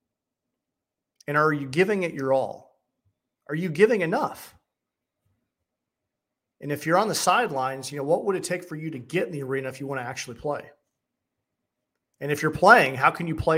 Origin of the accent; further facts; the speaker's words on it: St. Louis, Missouri, United States; I'm from St. Louis